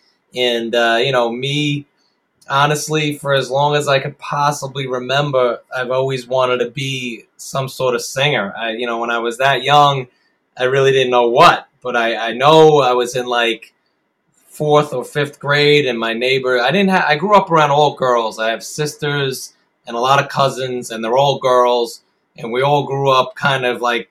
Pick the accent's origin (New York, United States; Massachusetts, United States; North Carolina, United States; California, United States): New York, United States; Long Island, Nassau County; I grew up out on Long Island and out in Nassau County.